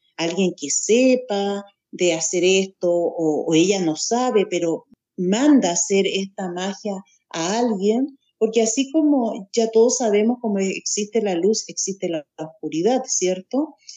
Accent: Santiago, Santiago Metropolitan Region, Chile; Nací en Santiago de Chile

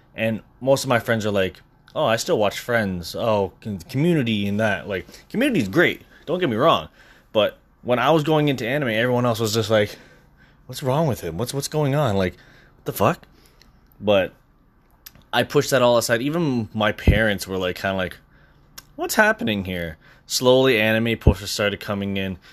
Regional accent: Brampton, Ontario, Canada; moved away as an adult; now in Scarborough, Canada; I've moved away from where I was from. I moved from Brampton to Scarborough.

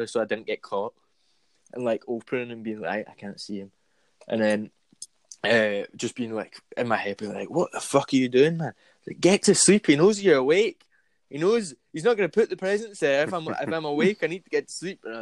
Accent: Glasgow, Scotland, United Kingdom; I grew up in Govan and then I moved to the west end of Glasgow.

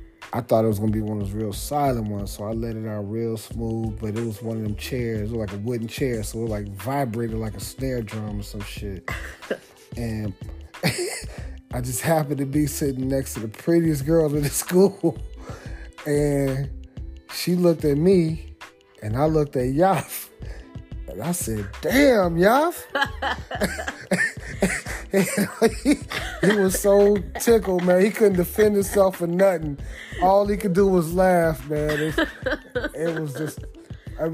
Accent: D.C. area, Maryland, United States; moved away; also born or lived in Washington, D.C.; I'm from the Maryland, D.C. area

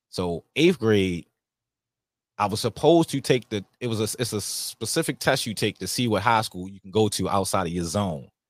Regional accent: Baltimore, Maryland, United States; Growing up in Baltimore, it was fun

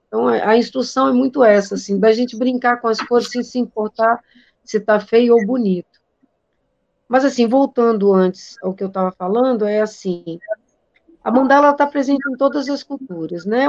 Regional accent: Northeast Region, Brazil; eu sou nordestina

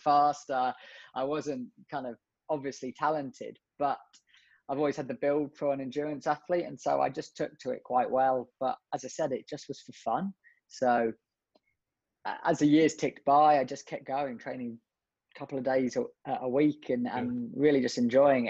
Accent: just south of London, South East England, United Kingdom; now in Liverpool, United Kingdom; originally I grew up just south of London

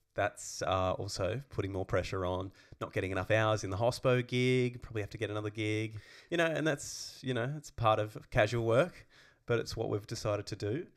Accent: Tasmania, Australia; moved away as an adult; now in Melbourne, Australia; I've never lived out of Tassie

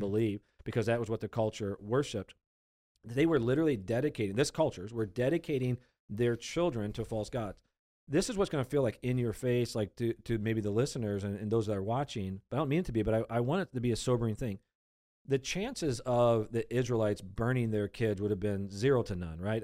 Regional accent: United States; We, we've been born and raised in America.

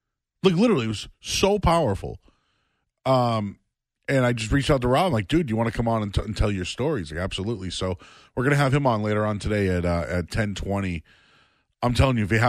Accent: Boston, Massachusetts, United States; moved away as an adult; now in North Shore, Massachusetts, United States; I grew up in Hyde Park

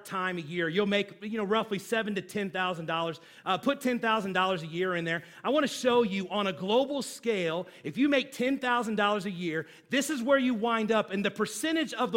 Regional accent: United States; as American

